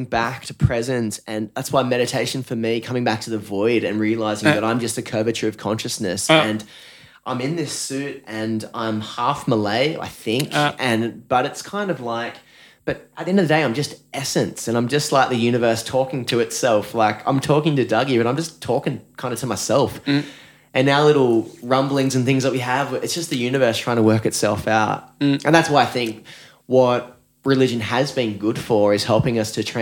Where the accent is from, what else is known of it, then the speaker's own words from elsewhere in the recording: Newcastle, New South Wales, Australia; now in Byron Bay, Australia; I grew up playing rugby league and I was from Newcastle